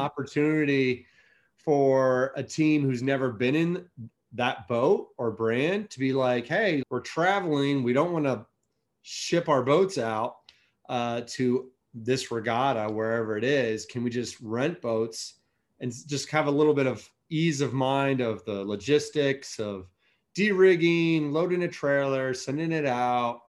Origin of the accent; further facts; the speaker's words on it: Alexandria, Virginia, United States; I grew up in Old Town Alexandria